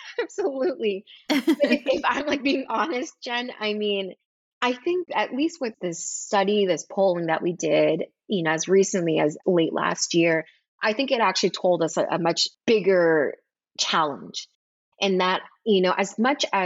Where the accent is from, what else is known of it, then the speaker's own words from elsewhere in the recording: Texas, United States; this is my home state